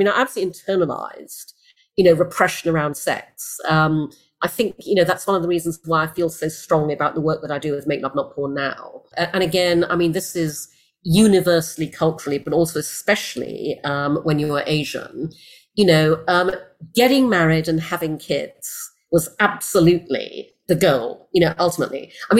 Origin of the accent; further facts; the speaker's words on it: Brunei; also born or lived in United Kingdom; And I grew up in Brunei, in Borneo, in Asia, where my parents moved when I was six, after I was born in the UK.